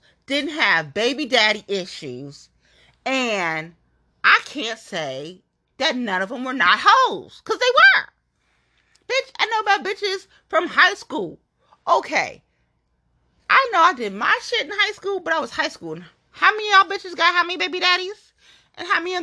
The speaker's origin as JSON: {"language": "English", "town": "Cincinnati", "region": "Ohio", "country": "United States", "said": "I'm from Cincinnati, right? I'm from Nasty Natty"}